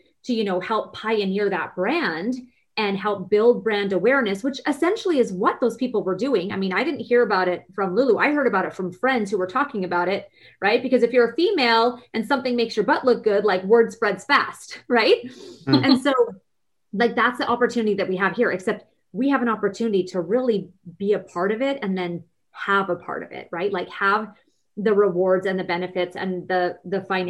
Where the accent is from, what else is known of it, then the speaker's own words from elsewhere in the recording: Vancouver, British Columbia, Canada; Now, I'm Canadian. I'm from Vancouver, BC